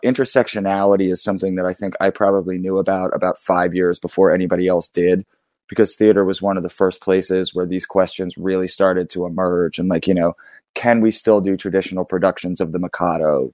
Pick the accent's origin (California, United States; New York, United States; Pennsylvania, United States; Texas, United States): Pennsylvania, United States; Philadelphia; growing up in Philly